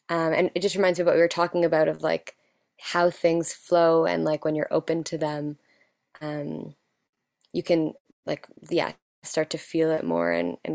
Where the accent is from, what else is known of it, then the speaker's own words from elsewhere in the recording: Toronto, Ontario, Canada; We're both from Toronto.